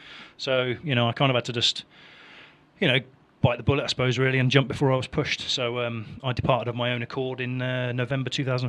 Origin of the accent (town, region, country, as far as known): Nottingham, East Midlands, United Kingdom